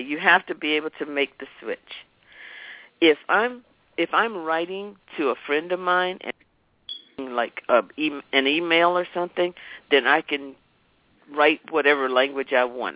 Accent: Raleigh, North Carolina, United States; I grew up in Raleigh, North Carolina

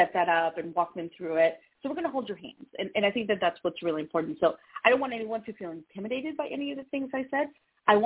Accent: Atlanta, Georgia, United States; moved away; It's my hometown

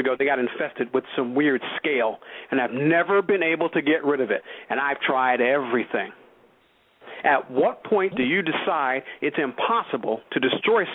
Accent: New York City, New York, United States; I've lived in New York. I grew up in New York

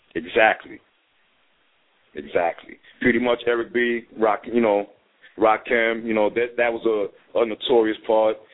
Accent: New York City, New York, United States; I grew up in the part on um, High Bridge. It's like right up the block from the new Yankee

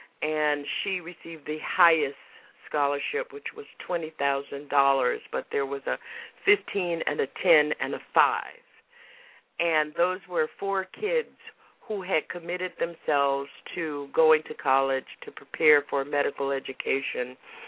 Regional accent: Florida, United States; now in Massachusetts, United States; Now, I remember when I came from Florida to Massachusetts to college, I didn't have to have a refrigerator.

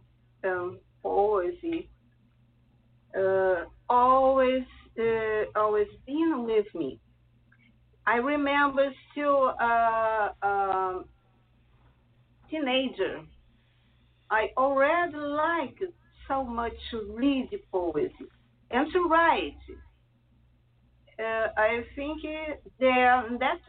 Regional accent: Rio de Janeiro, Brazil; English is a second language; also born or lived in Italy; I was born in Italy, but I'm still a kid. My parents moved along to Brazil, where I'm living and working for a long time. So I'm nowadays a Brazilian

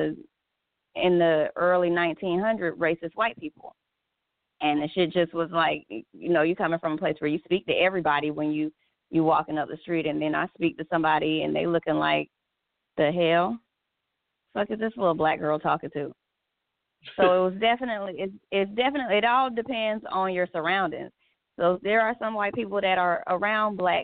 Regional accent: California, United States; moved away; also born or lived in the South; I'm from California. So out there, I had white friends, Mexican friends, Vietnamese friends.

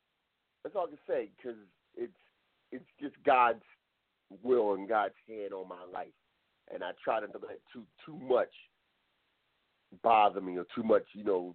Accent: New Jersey, United States; I was born in New Jersey, so I'm not from down south

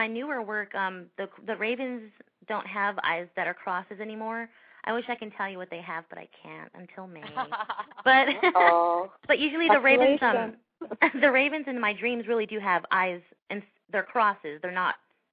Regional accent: Los Angeles, California, United States; now in Orange County, United States; I grew up in the San Fernando Valley, which is a little bit away from Los Angeles. I'm in Orange County now

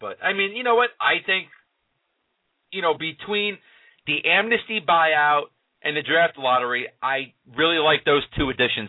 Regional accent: New York, United States; you and I, both New York products.

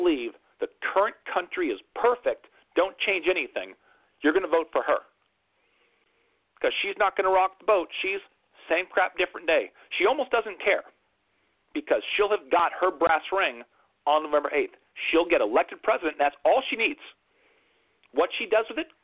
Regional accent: United States; as an American.

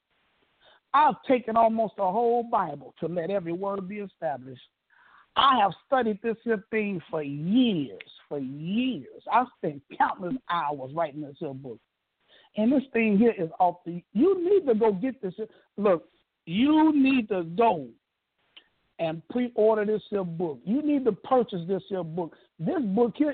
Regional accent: Chicago, Illinois, United States; now in Atlanta, United States; Chicago, my hometown, west side of Chicago

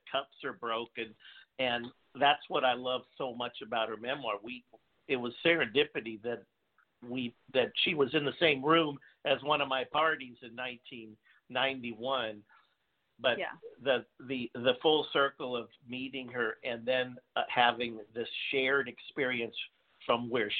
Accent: Los Angeles, California, United States; I was born in Hollywood

